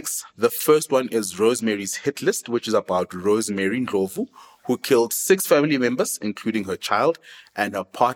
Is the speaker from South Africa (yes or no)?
yes; South Africa; We are proudly South African